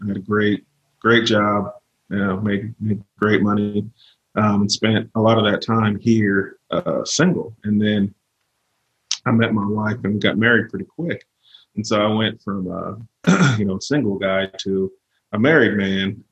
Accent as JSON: {"language": "English", "region": "California", "country": "United States", "tie": "born or raised there", "also_born_or_lived": "Virginia", "moved": "as an adult", "lives_now": "Northwest Arkansas, United States", "said": "I was born and raised in California."}